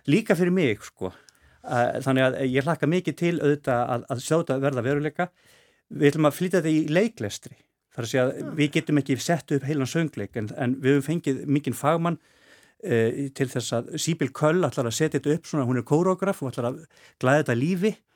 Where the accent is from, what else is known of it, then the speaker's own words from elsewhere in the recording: Reykjavík, Capital Region, Iceland; Ég er uppalinn, fættur uppalinn í árbænum